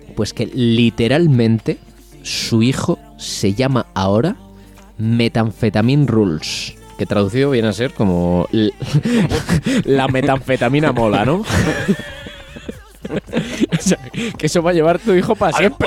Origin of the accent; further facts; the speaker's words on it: Aldaña, Castile and León, Spain; now in Aguilar de Campoo, Spain; mi pueblo es Aldaña